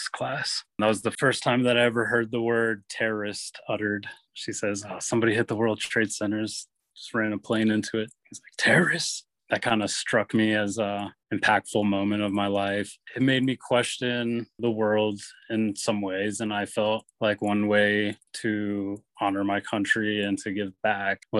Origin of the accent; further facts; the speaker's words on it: Alexandria, Virginia, United States; also born or lived in Arlington, Virginia / Fairfax, Virginia; Well, I was born in Arlington. I grew up in Alexandria and in Fairfax, Virginia. Grew up in the Metro DC area